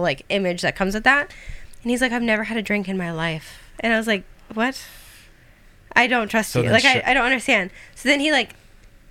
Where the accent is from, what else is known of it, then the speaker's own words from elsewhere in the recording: Des Moines, Iowa, United States; moved away; also born or lived in Los Angeles; I'm from Des Moines, Iowa.